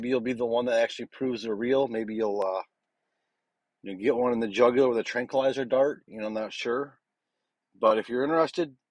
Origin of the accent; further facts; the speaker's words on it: Michigan, United States; now in Louisiana, United States; I'm originally from Michigan